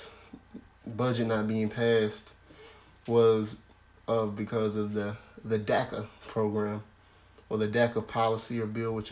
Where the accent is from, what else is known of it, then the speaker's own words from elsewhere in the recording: the South, United States; I'm from the South.